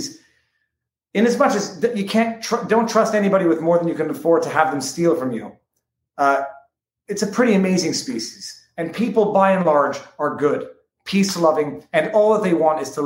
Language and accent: English; Montreal, Quebec, Canada; moved away as an adult; now in Florida, United States; I'm from Montreal. I was brought up on Hollywood media